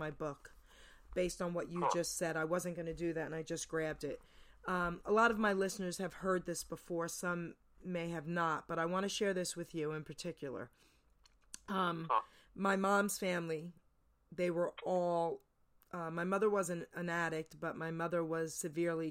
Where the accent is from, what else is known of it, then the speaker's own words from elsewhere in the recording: New Jersey, United States; also born or lived in New York; I was born and raised in New York, grew up in New Jersey